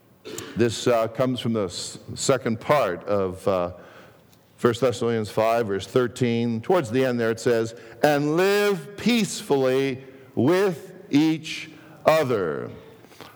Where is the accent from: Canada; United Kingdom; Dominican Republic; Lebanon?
Canada; Toronto, Ontario; English is a second language; also born or lived in Greece; growing up south of Pape and Danforth